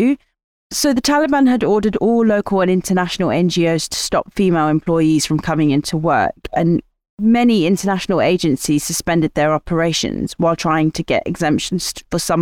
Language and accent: English; United Kingdom; As a British feminist with Afghan heritage